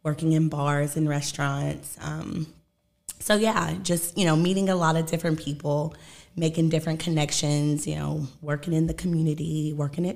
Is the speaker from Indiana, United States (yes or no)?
yes; Evansville, Indiana, United States; Born and raised, Evansville, Indiana.